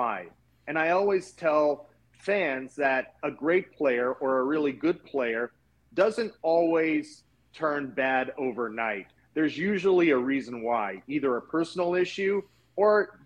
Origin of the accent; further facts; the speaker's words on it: Los Angeles, California, United States; I grew up in Los Angeles in the San Fernando Valley, born and raised out here in the San Fernando Valley